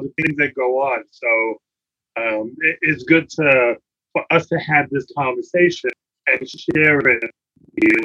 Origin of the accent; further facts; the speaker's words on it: New York City, New York, United States; I grew up in the Bronx in the boogie down in the projects